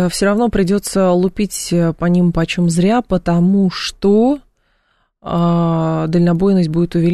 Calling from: Moscow, Russia; Да, здравствуйте … я из Москвы.

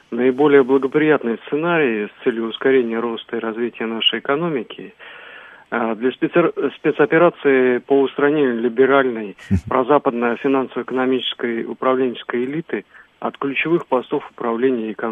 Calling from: Moscow, Russia; город Москва.

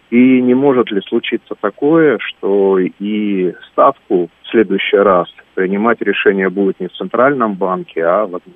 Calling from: Barnaul, Altai Krai, Russia; я из Барнаула.

